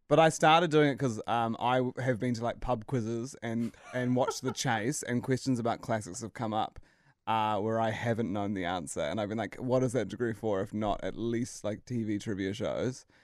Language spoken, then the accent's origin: English; Christchurch, Canterbury, New Zealand; I'm from Christchurch as well